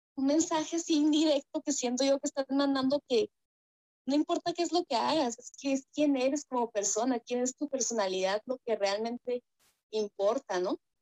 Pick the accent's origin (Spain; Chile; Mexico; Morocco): Mexico; also born or lived in Sonora, Mexico; Yo vivo aquí en, el país de, México, bueno, creo que todos aquí somos de México y yo vivo en el, en el norte, vivo en el estado de Sonora